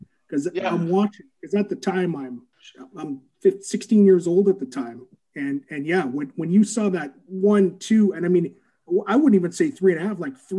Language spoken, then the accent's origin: English; Canada